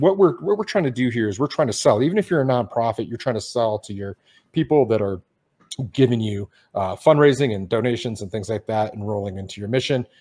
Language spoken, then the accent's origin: English; Detroit, Michigan, United States; moved away as an adult; I grew up in Detroit.